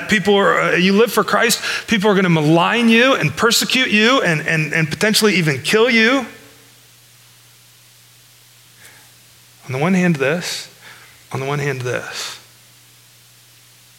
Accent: United States

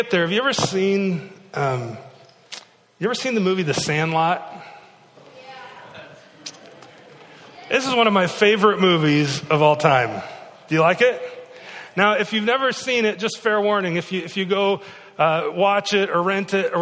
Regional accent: Iowa, United States; in a little town I grew up in Iowa

